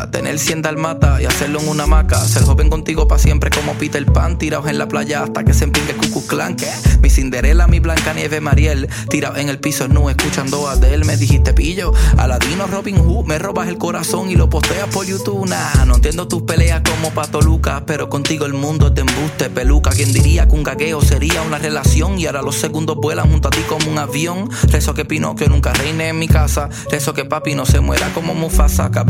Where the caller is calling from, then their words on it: Santiago, Santiago Metropolitan Region, Chile; desde Santiago de Chile para la Radio Mandinga.